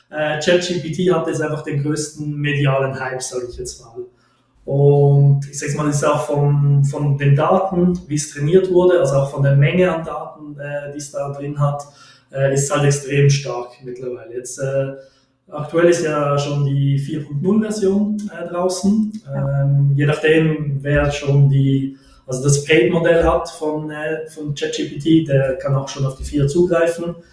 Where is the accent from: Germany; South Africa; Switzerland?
Switzerland; ich komme aus der Schweiz